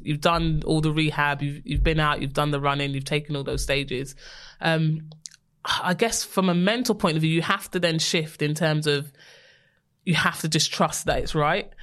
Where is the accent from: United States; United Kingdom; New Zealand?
United Kingdom; London; we're from West London